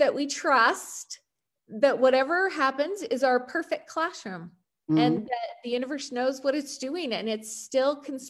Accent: Utah, United States; accent: American; Utah, from Utah.

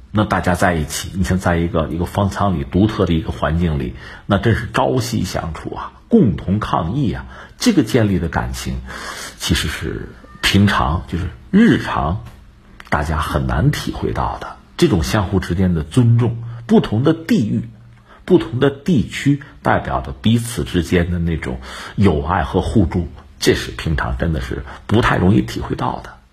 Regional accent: Hebei, China; 是我们河北老乡

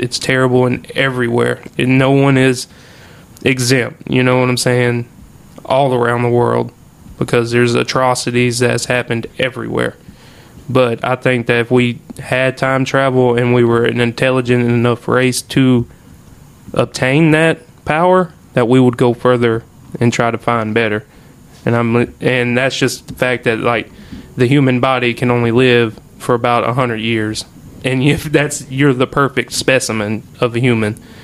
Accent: Oakdale, United States; born or raised there

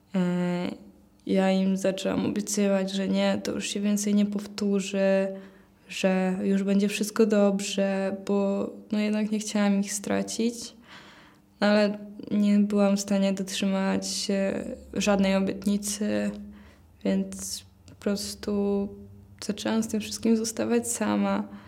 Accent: Płock, Masovian Voivodeship, Poland; mam 18 lat, przyjechałam z Płocka.

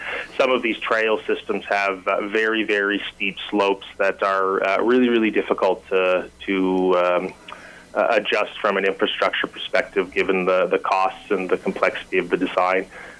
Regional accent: Ontario, Canada; I've only actually been in the province of British Columbia for about 5 years. Wow. I'm a transplant from Ontario

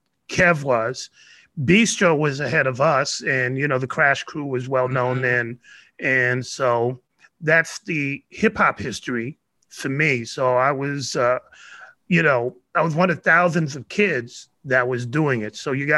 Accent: New York City, New York, United States; now in Bay Area, United States; So my background in New York is that I'm from the Soundview section, and Soundview, where I live specifically, is next to what we call the Big Park, which is kitty corner to Bronxdale.

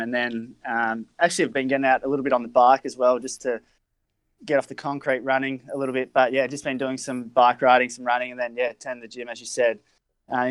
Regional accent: Melbourne, Victoria, Australia; I was born in Melbourne

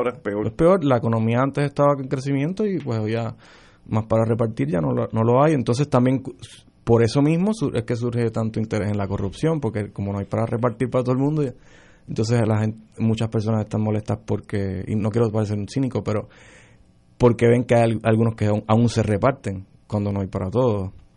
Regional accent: Puerto Rico; now in United States

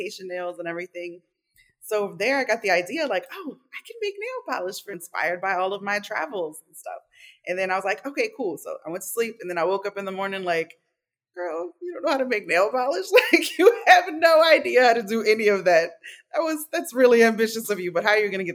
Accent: New Orleans, Louisiana, United States; I am from New Orleans, Louisiana, and I am the child of Cuban and Nicaraguan immigrants

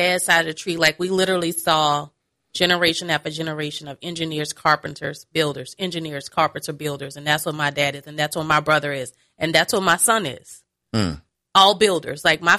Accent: Nigeria; Again, my mama, I'm a Nigerian. First and foremost, I'm that.

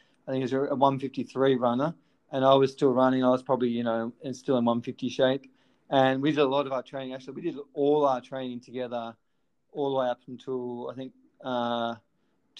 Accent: Melbourne, Victoria, Australia; I was just at Elwood High School, and we didn't have a great sporting program at Elwood High

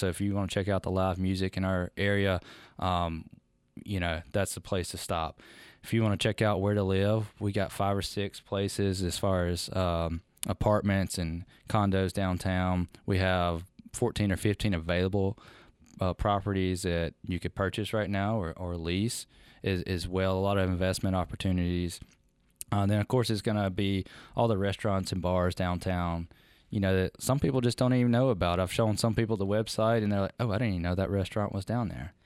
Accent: Meridian, Mississippi, United States; I'm from Meridian

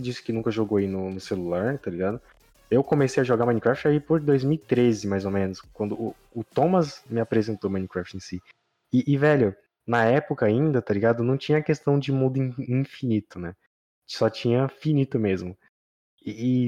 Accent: Piauí, Brazil; now in São Paulo, Brazil; Eu sou do Piauí

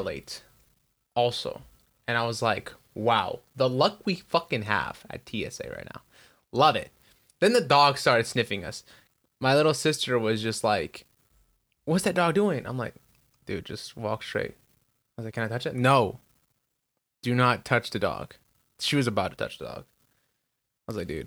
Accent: Michoacán, Mexico; first language Spanish; English is a second language; now in United States; I'm from Michoacan

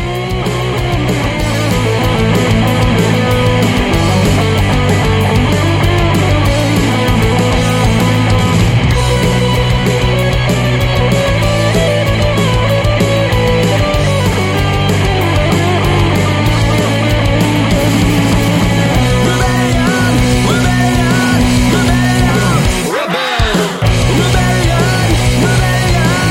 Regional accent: Suffern, New York, United States; growing up in Suffern

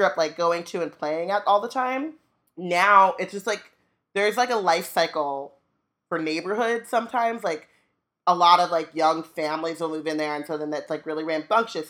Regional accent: Orange County, California, United States; growing up in Orange County

